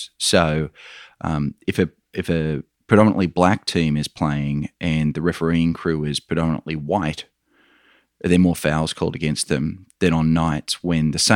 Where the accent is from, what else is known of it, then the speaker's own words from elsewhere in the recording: Australia; accent: Australian; You can probably tell by my accent, Michael, I'm an Australian.